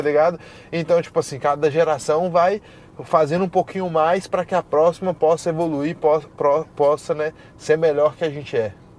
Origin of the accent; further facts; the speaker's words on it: Brasília, Federal District, Brazil; now in Florida, United States; eu venho de Brasília